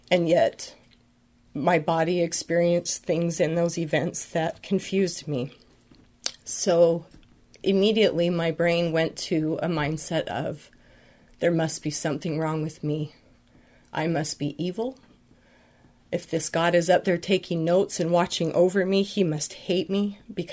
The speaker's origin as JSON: {"language": "English", "region": "Utah", "country": "United States", "tie": "born or raised there", "said": "I grew up in Utah"}